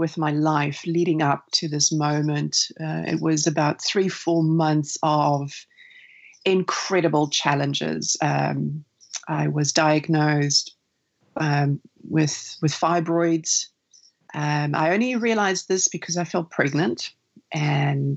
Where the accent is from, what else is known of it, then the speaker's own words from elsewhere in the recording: South Africa; now in New Zealand; where I grew up, because I was born in South Africa, summers mean, or Christmas means summer holiday